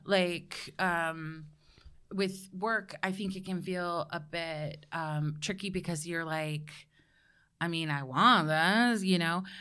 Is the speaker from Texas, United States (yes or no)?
no; Georgia, United States; I'm from Georgia.